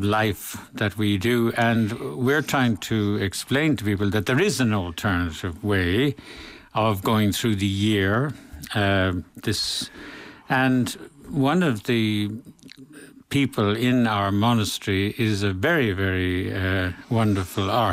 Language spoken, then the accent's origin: English; Limerick, Munster, Ireland; moved away; when I was at home, I came from Limerick myself, and in the 1950s and 60s